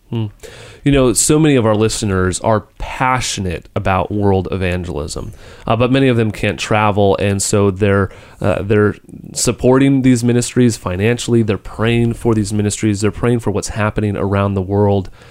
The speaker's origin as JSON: {"language": "English", "country": "United States", "said": "as an American"}